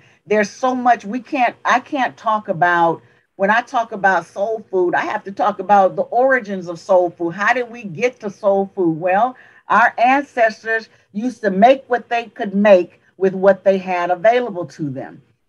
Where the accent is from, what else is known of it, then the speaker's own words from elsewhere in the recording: the South, United States; I'm from the South. There are still remnants of some of the things that happened in the South.